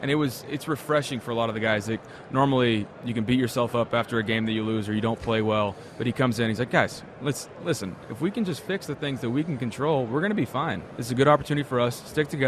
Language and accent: English; Texas, United States; Growing up in Texas, he did as well.